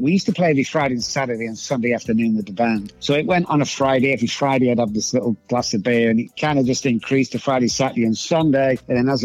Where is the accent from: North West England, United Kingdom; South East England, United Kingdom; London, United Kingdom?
North West England, United Kingdom; Manchester; moved away as an adult; also born or lived in Oxford; now in Dallas, United States; I grew up just outside there called Moss Side